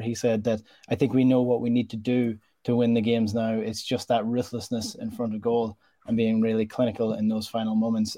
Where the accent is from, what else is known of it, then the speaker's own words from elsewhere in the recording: Donegal, Ulster, Ireland; my hometown in Donegal